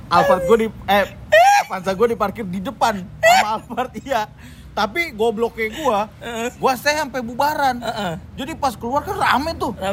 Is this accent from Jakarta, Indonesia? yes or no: yes; Tanjung Priok, Jakarta, Indonesia; Eh, karena kita gue anak Priuk si iya